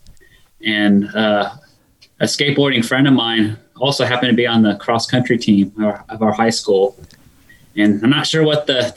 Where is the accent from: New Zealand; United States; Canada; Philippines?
United States; Sacramento, California; I grew up in Sacramento, California